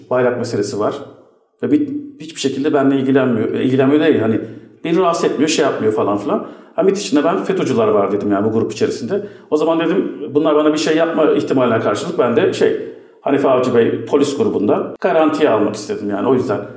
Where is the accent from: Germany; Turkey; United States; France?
United States; E çünkü Amerikalıyım ben.